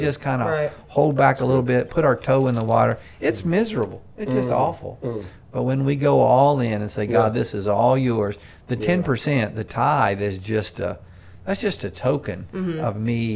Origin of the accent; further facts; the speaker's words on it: Myrtle Beach, South Carolina, United States; I grew up in Myrtle Beach, South Carolina